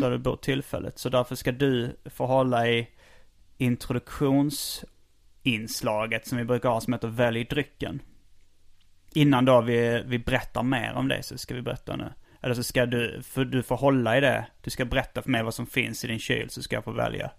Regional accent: Skåne, Sweden; som skåning

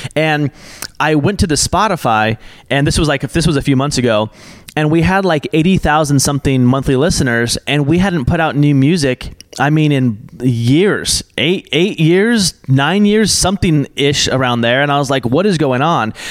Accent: Portland, Oregon, United States; now in Los Angeles, United States; I grew up in Portland, Oregon

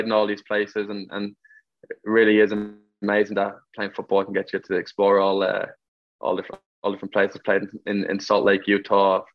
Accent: Ireland; moved away as an adult; also born or lived in West Palm Beach, Florida / Pennsylvania / Madison / Memphis; now in United States; we learned it all through Gaelic

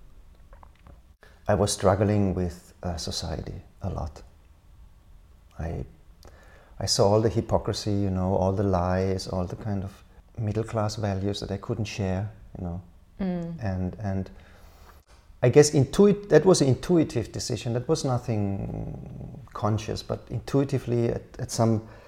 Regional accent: Karlsruhe, Baden-Württemberg, Germany; moved away as an adult; also born or lived in Berlin / Helsinki; the city center of my hometown, Karlsruhe.

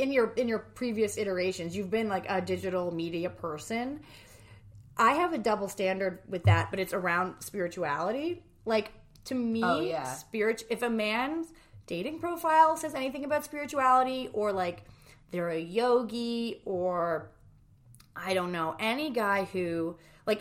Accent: New Jersey, United States; we're both from New Jersey

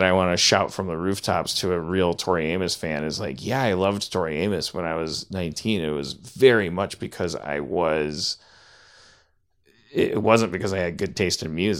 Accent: Midwest, United States; I grew up in the Midwest, and like I've given up on caring about if my mom's listening or if it gets back to her.

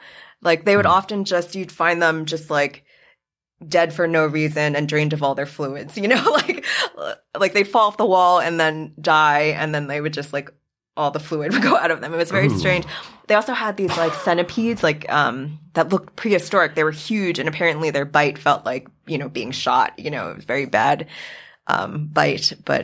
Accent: Queens, New York, United States; I grew up in Queens, so I didn't have like a ton of like forest experience.

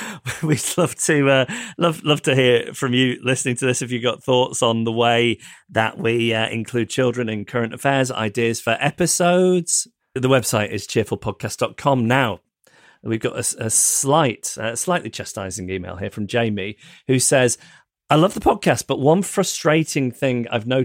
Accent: Scotland, United Kingdom; I'm from Scotland, and it can be very frustrating when England and the UK are discussed as if they are the same thing.

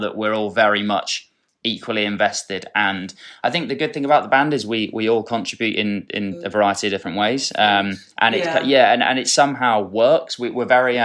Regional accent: Dorset, South West England, United Kingdom; growing up in Dorset

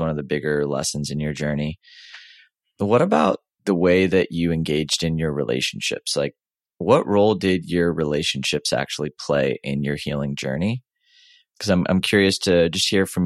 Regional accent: Houston, Texas, United States; I grew up in Houston, Texas

